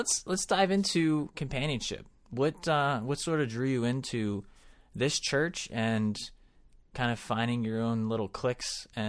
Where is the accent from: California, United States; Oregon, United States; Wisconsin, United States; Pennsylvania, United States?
Pennsylvania, United States; Philadelphia; moved away; So Northeast, actually, I was born in Northeast.